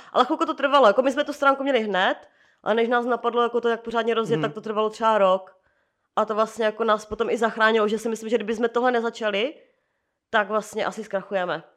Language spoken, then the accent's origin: Czech; Moravia, Czechia; now in Prague, Czechia; u nás na Moravě